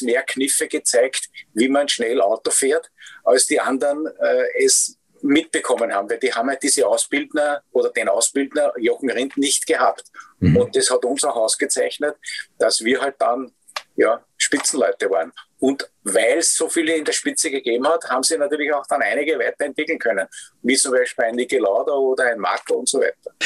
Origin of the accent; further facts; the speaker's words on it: Austria; wo wir als Österreicher ja bekannt dafür waren